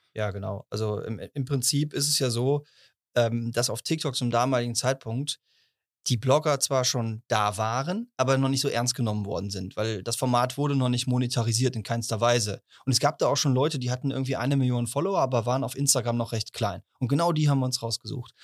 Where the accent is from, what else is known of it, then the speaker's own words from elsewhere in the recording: Cologne, North Rhine-Westphalia, Germany; als Kölner